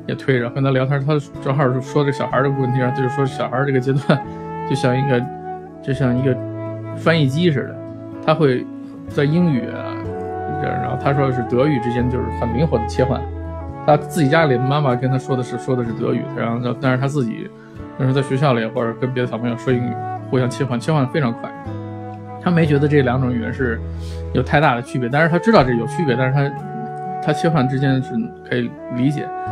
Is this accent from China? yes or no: yes; China; 我觉得有些有些咱们自己的这个就是国人